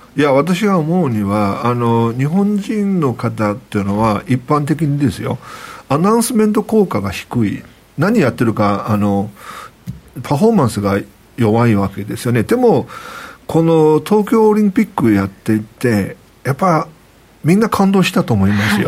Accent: Nanjing, Jiangsu, China; now in Tokyo, Japan; 私はね生まれ育ったのが南京なんですけれども

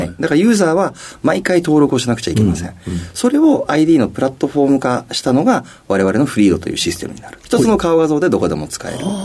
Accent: Kochi, Japan; 出身はですね、高知県になりますね

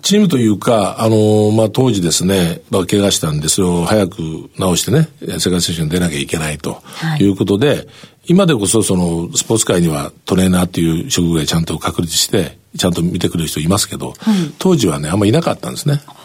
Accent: Kurume, Fukuoka, Japan; 僕久留米ですけど

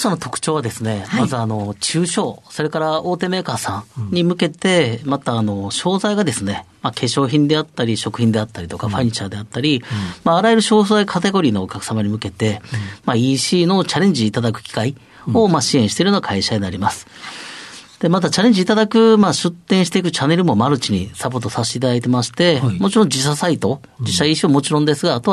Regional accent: Shiga, Japan; accent: Kansai dialect; 滋賀県ですね。

